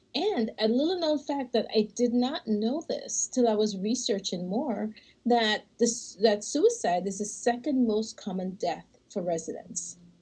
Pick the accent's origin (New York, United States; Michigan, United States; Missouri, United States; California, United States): Michigan, United States; we're from Michigan